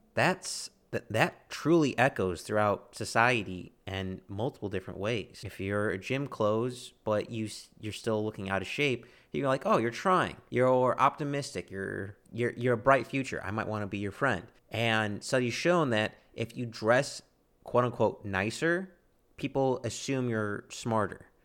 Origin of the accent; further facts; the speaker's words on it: United States; I'm an American